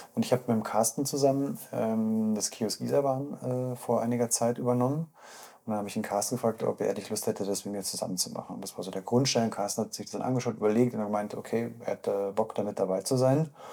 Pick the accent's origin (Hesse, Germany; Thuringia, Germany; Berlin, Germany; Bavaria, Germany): Bavaria, Germany; Munich; ich bin aus Untergießen